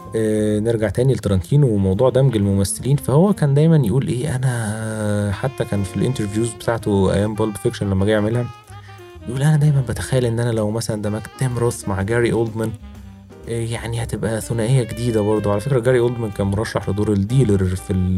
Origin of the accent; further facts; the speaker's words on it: Egypt; عندنا في مصر